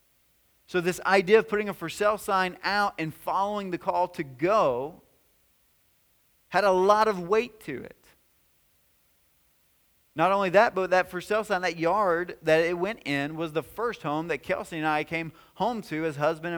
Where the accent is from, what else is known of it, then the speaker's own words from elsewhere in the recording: White House, Tennessee, United States; moved away as an adult; We were in White House, Tennessee. That's my hometown. That's where I grew up.